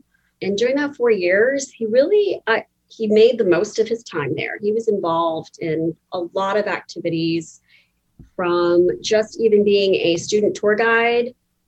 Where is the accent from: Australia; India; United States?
India; I'm Indian, my husband's Italian.